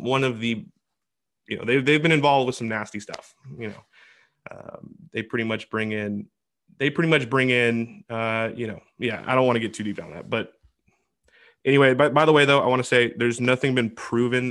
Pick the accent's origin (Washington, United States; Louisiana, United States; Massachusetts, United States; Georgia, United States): Washington, United States; my home state, Washington